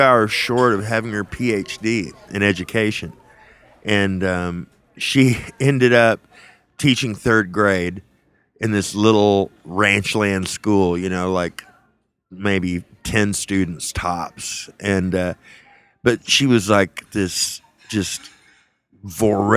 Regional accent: South Texas, United States; also born or lived in Whiteface, Texas / Levelland, Texas; we moved down there from the Texas Panhandle, from Leveland, actually. We lived outside of Leveland in a little farming community called Whiteface, Texas. And we moved down there when I was 6. And so I sort of came of age down there

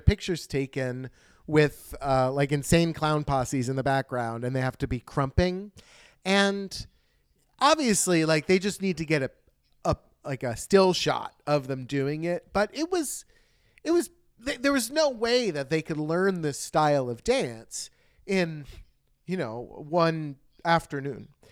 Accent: United States; I'm American

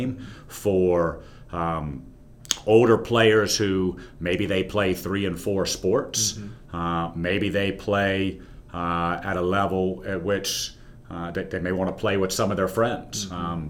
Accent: Greensboro, North Carolina, United States; also born or lived in Blacksburg, Virginia; I grew up in Greensboro and played back when UNCG was winning Division III national championships

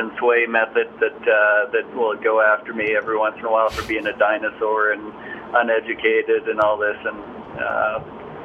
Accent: Calgary, Alberta, Canada; also born or lived in Orlando; I am in my hometown of Calgary, Alberta, Canada, which is where I live full-time

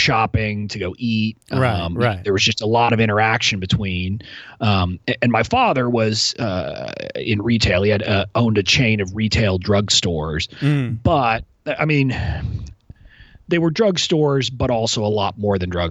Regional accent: McAllen, Texas, United States; moved away as an adult; also born or lived in Arkansas; now in Washington, D.C., United States; I grew up in a town called McAllen, Texas, which is 5 miles from the Mexican border

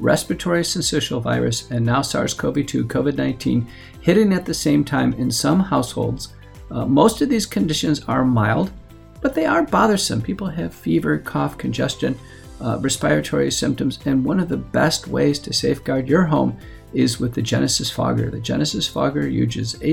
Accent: United States; as an American

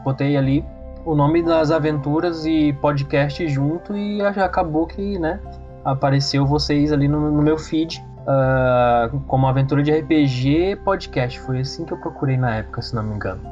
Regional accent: São Luís, Maranhão, Brazil; now in Porto Alegre, Brazil; Eu sou do, de São Luís do Maranhão, mas vivo em Porto Alegre, Rio Grande do Sul

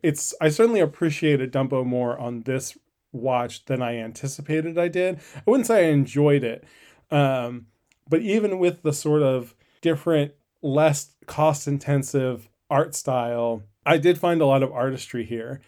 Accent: Northeast, United States; when I was a kid growing up in the Northeast

